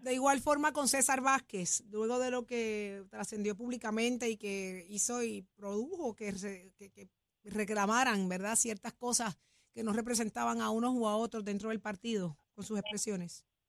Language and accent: Spanish; Puerto Rico; como comerciantes y como puertorriqueños